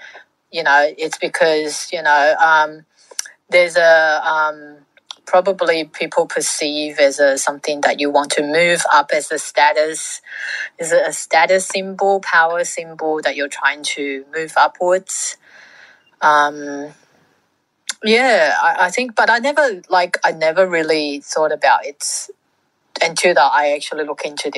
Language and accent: English; Fiji; born there; I was born in Fiji to Welsh / Kiwi parents.